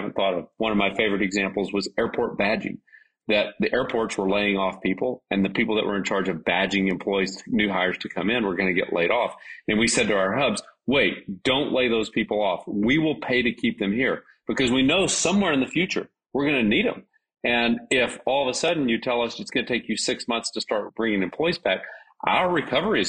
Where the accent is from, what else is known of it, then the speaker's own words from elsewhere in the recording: a small town near Dallas, Texas, United States; I grew up in a small town. It's now a big town, but a small town near Dallas.